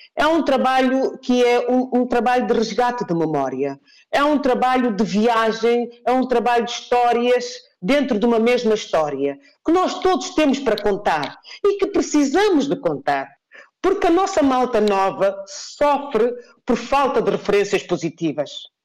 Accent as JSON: {"language": "Portuguese", "country": "Guinea-Bissau", "tie": "born or raised there", "said": "não sou guinense apenas porque nasci na Guiné-Bissau"}